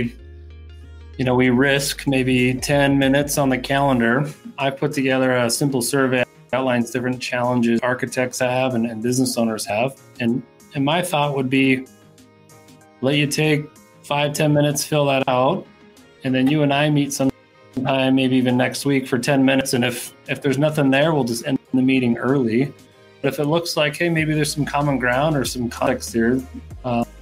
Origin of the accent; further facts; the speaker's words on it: Salt Lake City, Utah, United States; I Salt Lake City, Utah.